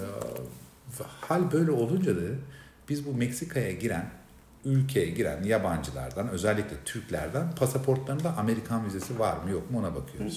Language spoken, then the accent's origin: Turkish; Turkey; ben Türk'üm